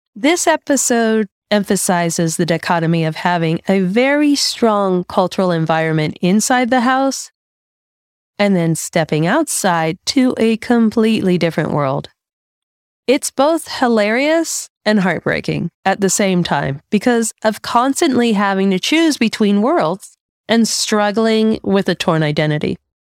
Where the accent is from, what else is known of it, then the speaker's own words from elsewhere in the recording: United States; being raised as an American by an immigrant parent